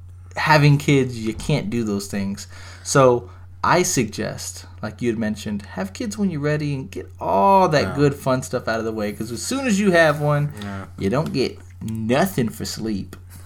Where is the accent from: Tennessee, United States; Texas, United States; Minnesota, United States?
Texas, United States; Smithville; I came from Smithville, fruit so bowls. We didn't have like fruit bowls and shit like that.